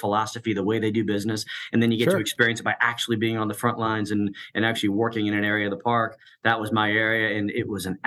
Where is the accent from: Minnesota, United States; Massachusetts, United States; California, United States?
Massachusetts, United States; Boston; now in Nashville, United States; Boston is where I grew up originally.